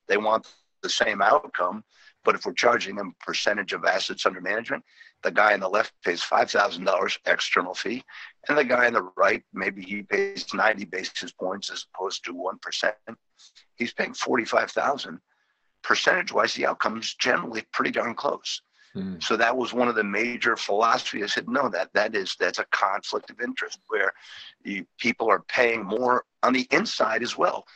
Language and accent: English; New England, United States; moved away as an adult; now in Northern Virginia, United States; I grew up in the New England area